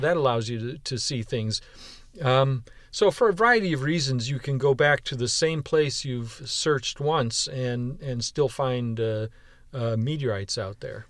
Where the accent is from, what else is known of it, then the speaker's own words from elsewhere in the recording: Western New York, United States; now in Houston, United States; I was born and raised in Western New York